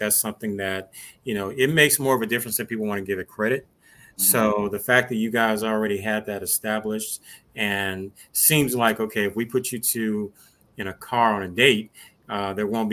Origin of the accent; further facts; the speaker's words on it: Memphis, Tennessee, United States; I'm originally from Memphis